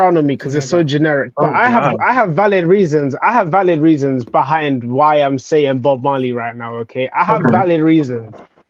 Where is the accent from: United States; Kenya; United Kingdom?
United Kingdom; Because I'm British and you guys are American, and we do not pronounce the word water the same.